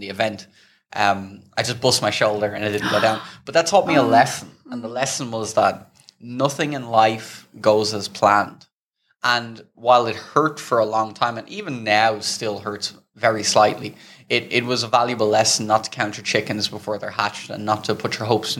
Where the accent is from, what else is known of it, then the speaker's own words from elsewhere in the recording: Dublin, Leinster, Ireland; moved away as an adult; also born or lived in Amsterdam / Thailand; I grew up in Dublin, Ireland